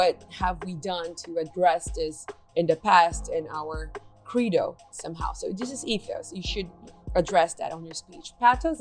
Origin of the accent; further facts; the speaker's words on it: Brazil; English is a second language; moved away as an adult; now in United States; when I moved here, I'm from Brazil, like I moved here like 4 years ago